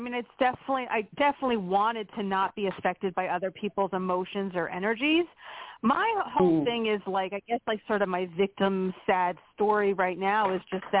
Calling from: Pennsylvania, United States; from Pennsylvania.

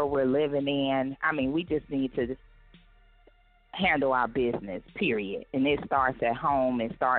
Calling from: Houston, Texas, United States; I am calling from the Houston, Texas area.

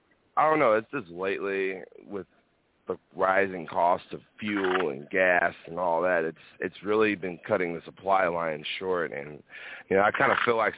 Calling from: Northeast Texas, United States; I'm calling from Texas.

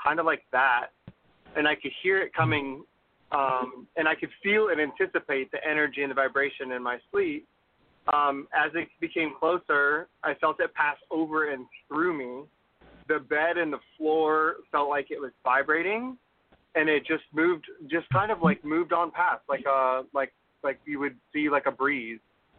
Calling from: Texas, United States; from Texas.

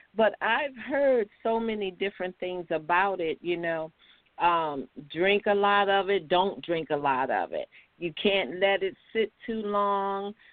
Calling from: North Carolina, United States; I'm calling from North Carolina

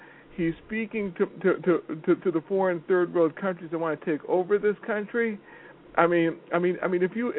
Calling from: Chelsea, Massachusetts, United States; calling from Chelsea, Massachusetts.

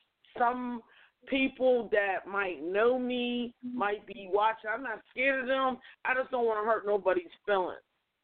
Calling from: Pittsburgh, Pennsylvania, United States; I'm calling from Pittsburgh.

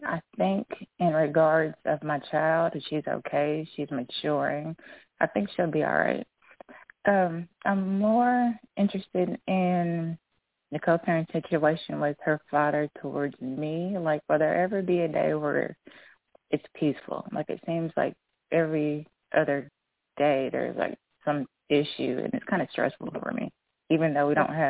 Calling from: Kentucky, United States

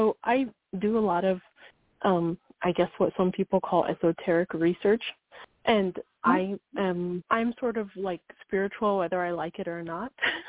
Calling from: Wyoming, United States

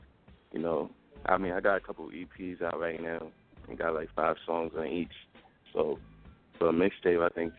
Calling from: Mount Vernon, New York, United States; I'm calling from Mount Vernon, Murderville.

